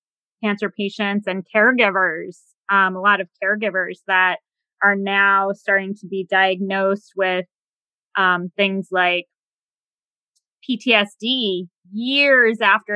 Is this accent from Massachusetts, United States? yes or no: yes; Massachusetts, United States; now in DC area, United States; I'm outside of the DC area, but I'm from Massachusetts